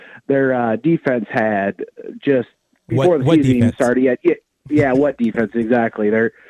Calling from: Ames, Iowa, United States

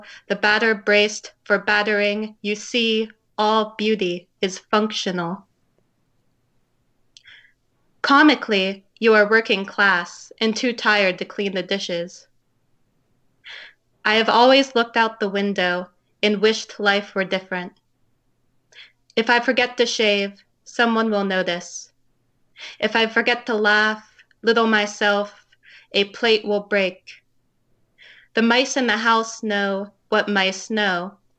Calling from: Pittsburgh, Pennsylvania, United States; So I am calling from Pittsburgh, Pennsylvania.

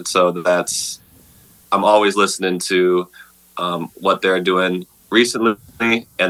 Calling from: Minneapolis, Minnesota, United States; I'm at my home in Minneapolis. This is kind of my little music studio space in our house.

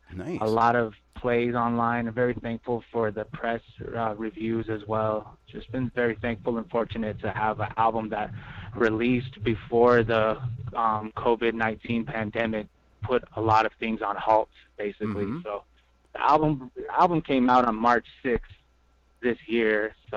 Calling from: Albuquerque, New Mexico, United States; Today I'm calling in from Albuquerque, New Mexico. I was just arriving from my reservation. Currently, I'm living here and based in Albuquerque.

